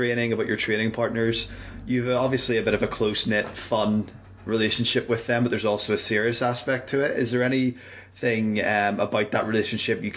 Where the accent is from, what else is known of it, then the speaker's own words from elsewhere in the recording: Northern Ireland, United Kingdom; now in Canada; I'm originally from Northern Ireland, living out in Canada now